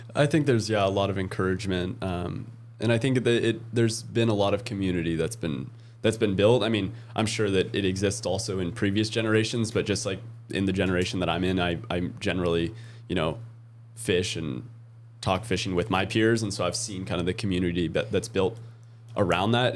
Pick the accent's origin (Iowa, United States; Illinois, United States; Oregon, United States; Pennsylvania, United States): Oregon, United States; moved away; I grew up in Oregon